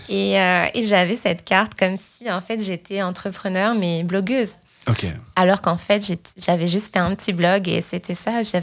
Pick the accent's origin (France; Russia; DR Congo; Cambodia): France; Île-de-France; moved away as an adult; now in Montreal, Canada; Je viens de France. {S0} Ah, ok. {S1} Je, Suis, je, suis, née, je suis née à côté de Paris. Mhm. Et donc, j'ai grandi euh, toute, ma vie en France jusqu'à arriver à Montréal il y a environ trois ans et demi.